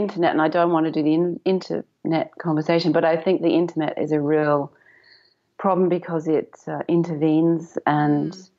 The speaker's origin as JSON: {"language": "English", "region": "England", "country": "United Kingdom", "moved": "as an adult", "lives_now": "Melbourne, Australia", "said": "especially when we came out from England and they hit kindergarten in Melbourne."}